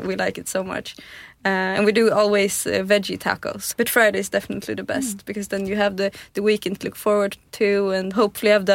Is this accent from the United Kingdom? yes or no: no; Tyresö, Stockholm County, Sweden; also born or lived in Santa Barbara, United States; I was born in the southern part of Stockholm, a suburb called Tyresö